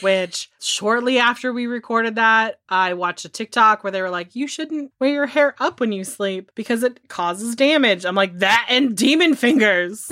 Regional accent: California, United States; I'm from California

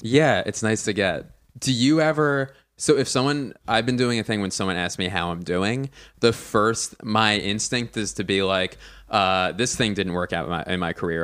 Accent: Philadelphia, Pennsylvania, United States; now in Los Angeles, United States; I'm from Philly

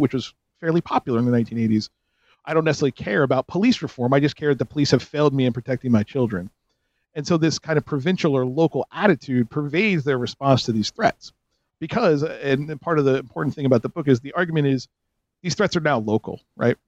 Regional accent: North Jersey suburbs, New Jersey, United States; growing up in the North Jersey suburbs of the 70s, 80s, and 90s

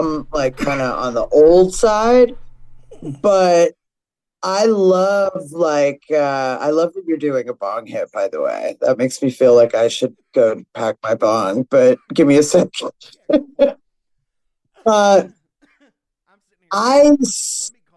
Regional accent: New York City, New York, United States; Nate and I grew up in Brooklyn

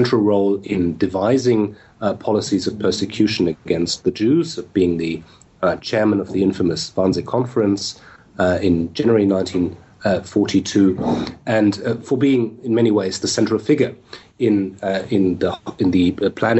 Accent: Berlin, Germany; I was born in Berlin in the 1970s, so during the time of the Cold War

